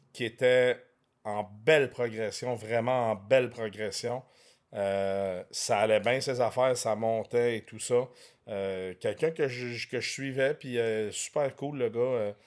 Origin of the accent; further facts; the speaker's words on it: Quebec, Canada; also born or lived in France; je suis né en France. Je suis arrivé au Québec, j'avais un an.